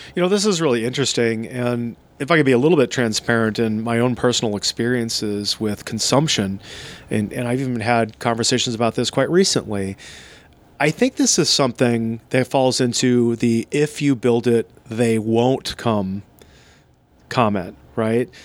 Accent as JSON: {"language": "English", "town": "Seattle", "region": "Washington", "country": "United States", "tie": "born or raised there", "said": "here in my hometown of uh, Seattle, Washington"}